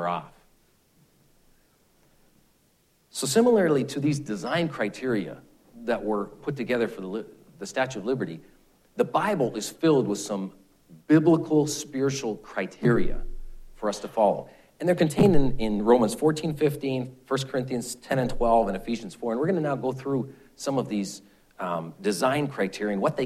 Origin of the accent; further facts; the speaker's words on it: Canada; being a Canadian